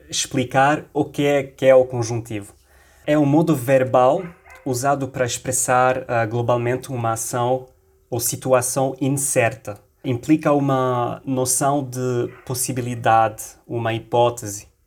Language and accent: Portuguese; Lebanon; accent: Lebanese; Portuguese is a second language; Je suis libanais, je suis à Beirute